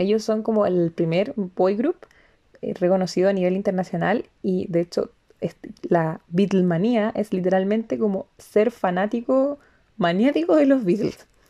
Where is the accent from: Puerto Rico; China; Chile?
Chile; nosotros, desde Chile